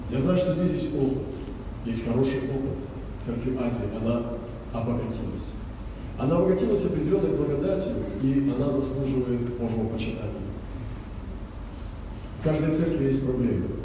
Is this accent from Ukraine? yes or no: no; Russia; я приехал из России.